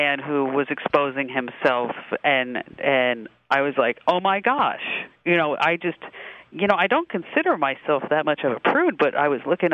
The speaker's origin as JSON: {"language": "English", "town": "New York City", "region": "New York", "country": "United States", "said": "I'm from New York City"}